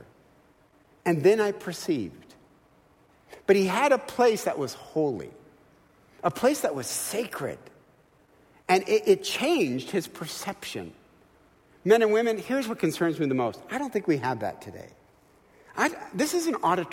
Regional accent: Midwest, United States; now in California, United States; I'm from the Midwest

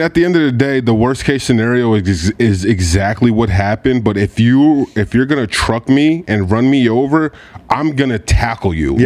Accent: Port Chester, New York, United States; I'm from Portchester, yo. So we we grew up close

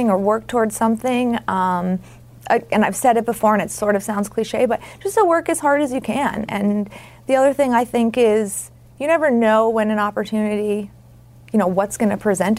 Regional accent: Syracuse, New York, United States; I grew up just outside Syracuse, New York

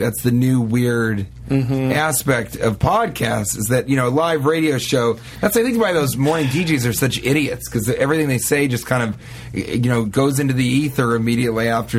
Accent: Denver, Colorado, United States; moved away; I'm from Denver.

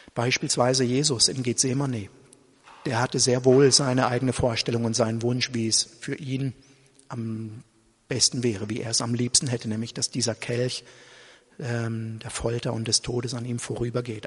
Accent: Germany; Ich bin halt in diesem Land Deutscher und ich identifiziere mich damit auch, mit dem deutschen Volk und mit der deutschen Nation.

